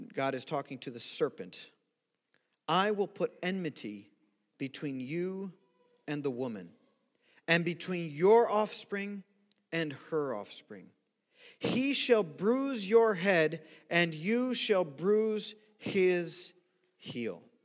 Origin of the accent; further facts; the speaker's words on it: Brazil; now in United States; growing up in Brazil